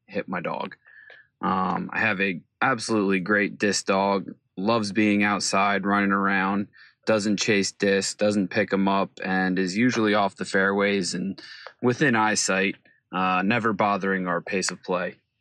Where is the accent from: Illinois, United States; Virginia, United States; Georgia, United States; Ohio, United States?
Virginia, United States; Lynchburg; I'm from Lynchburg, Virginia